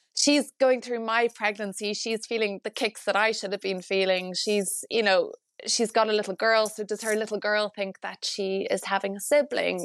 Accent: Ireland; as an Irish married couple

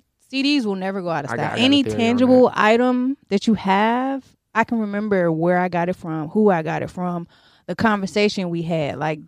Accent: Virginia Beach, Virginia, United States; I'm from Virginia.

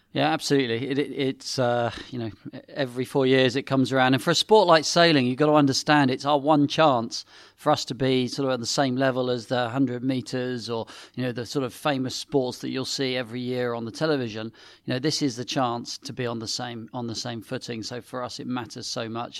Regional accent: Sevenoaks, South East England, United Kingdom; also born or lived in Paris; I grew up in Seven Oaks in Kent, near a little gravel pit.

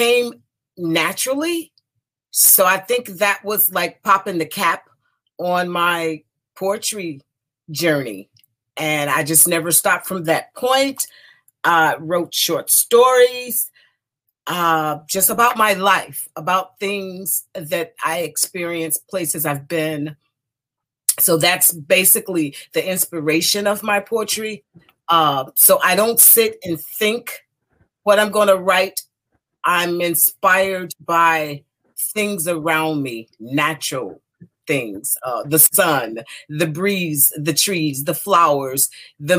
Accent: Detroit, Michigan, United States; moved away as an adult; now in DMV area, United States; I was born in Detroit, Michigan, the youngest of 12 siblings, 6 girls and 6 boys, and I'm the youngest. And so that's where I spent the first 30 years of my life, in the neighborhoods around Detroit

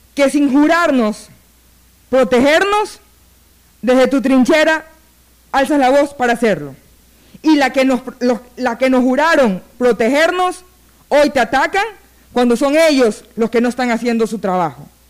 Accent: Guayaquil, Guayas, Ecuador; como ciudadana, como guayaquileña

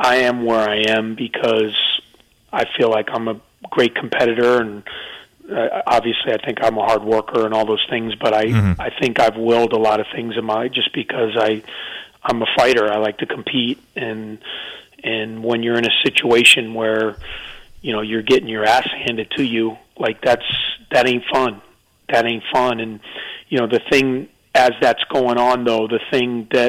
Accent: Chicago, Illinois, United States; moved away as an adult; also born or lived in Durham, North Carolina; I grew up in Chicago, about 15 minutes from the Northwestern campus.

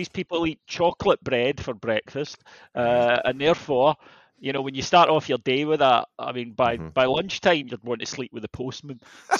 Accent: United Kingdom; I'm British

